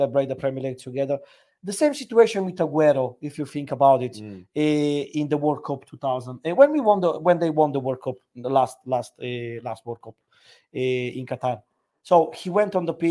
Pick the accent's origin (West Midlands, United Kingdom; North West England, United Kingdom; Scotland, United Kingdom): North West England, United Kingdom; Liverpool; accent: Scouse; don't mess with my Scouser accent